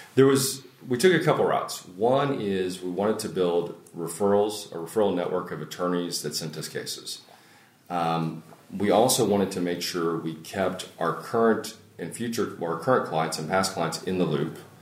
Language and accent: English; Longview, Texas, United States; I'm originally from East Texas. Grew up in Longview